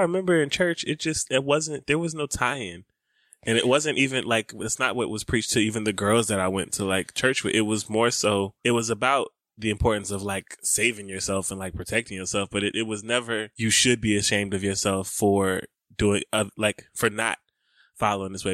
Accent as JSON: {"language": "English", "region": "the South", "country": "United States", "tie": "born or raised there", "said": "growing up in the South, in the nineties in churches"}